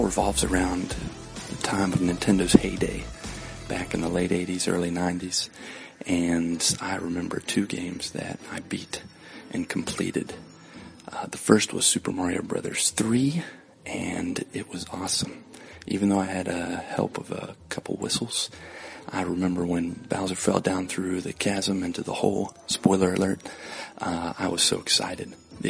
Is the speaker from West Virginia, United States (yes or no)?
yes; West Virginia, United States; also born or lived in southern Brazil; now in Brazil; I'm from West Virginia. I currently live in southern Brazil